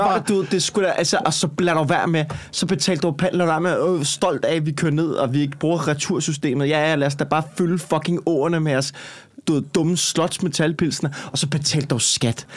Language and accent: Danish; Copenhagen, Capital Region of Denmark, Denmark; accent: Copenhagen